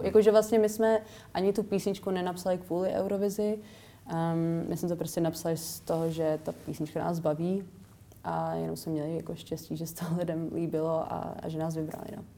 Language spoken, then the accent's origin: Czech; Czechia; moved away as an adult; also born or lived in England